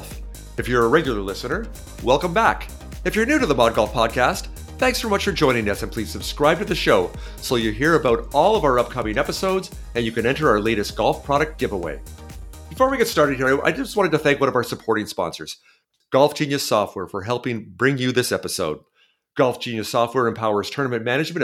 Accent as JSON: {"language": "English", "town": "Brampton", "region": "Ontario", "country": "Canada", "tie": "born or raised there", "said": "I grew up in Brampton, so suburban Toronto"}